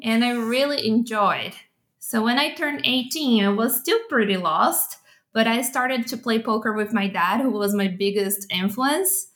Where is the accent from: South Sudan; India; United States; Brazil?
Brazil; São Paulo; I was born and raised in Sao Paulo, Brazil